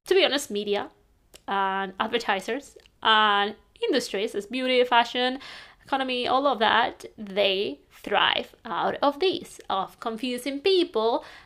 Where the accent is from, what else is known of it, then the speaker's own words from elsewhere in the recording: Spain; now in London, United Kingdom; I'm from Spain. I'm living in London now